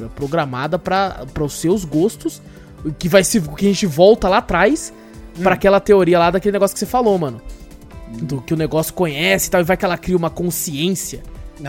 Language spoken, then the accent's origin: Portuguese; São José dos Campos, São Paulo, Brazil; A gente é de São José dos Campos